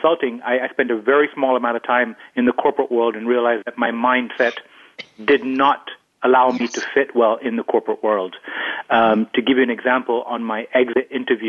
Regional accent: London, United Kingdom; I grew up in London

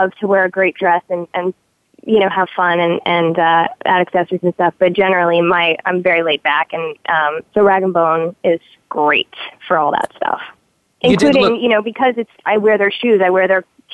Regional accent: Montreal, Quebec, Canada; now in Los Angeles, United States; I'm from Montreal, and I grew up on poutine

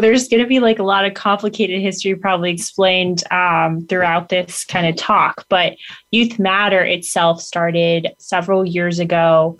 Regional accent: Leominster, Massachusetts, United States; So I'm originally from Leominster, Massachusetts.

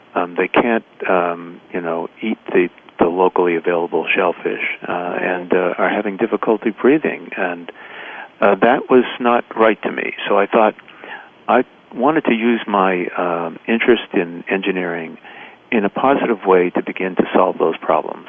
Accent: Boston, Massachusetts, United States; growing up in the North End, and that uh, that I couldn't go swimming in Boston Harbor

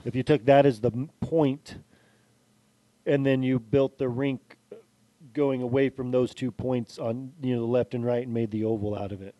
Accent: San Francisco, California, United States; I was born in San Francisco, grew up in the area.

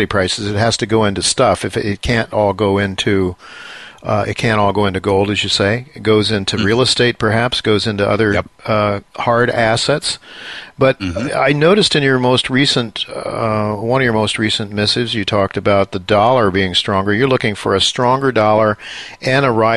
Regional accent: New York, United States; as a New Yorker

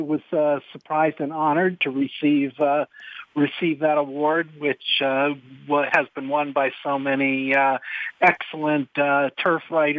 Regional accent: New Jersey, United States; I grew up in New Jersey, and I went to the racetrack with my father, specifically more often than not, to Monmouth Park

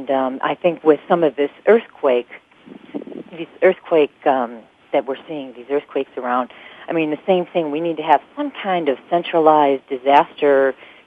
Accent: Chicago, Illinois, United States; I grew up in the Chicago area

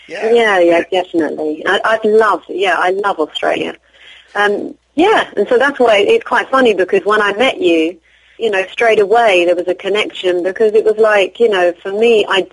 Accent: England, United Kingdom; I'm from England. I don't know what to say, you know. Born to Sicilian Irish parents.

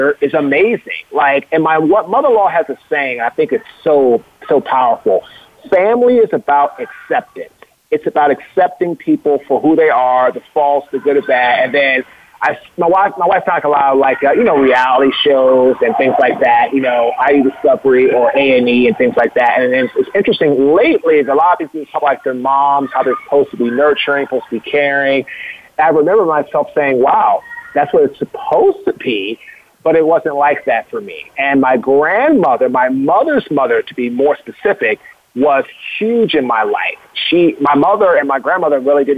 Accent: Washington, District of Columbia, United States; we were raised in Washington, D.C., raised on education, respecting women, respecting ourselves

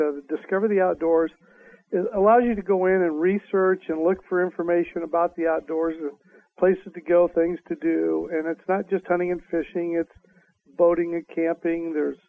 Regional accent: Riverside, California, United States; I grew up in Southern California.

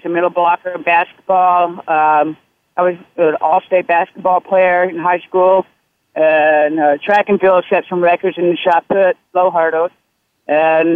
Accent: Deep South, United States; I was born in the Deep South.

